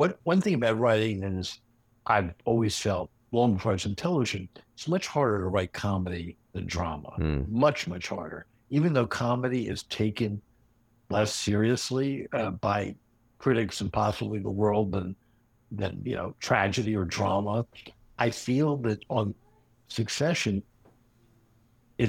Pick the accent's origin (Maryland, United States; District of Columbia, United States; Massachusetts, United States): District of Columbia, United States; Washington; a contemporary Washington satire, my hometown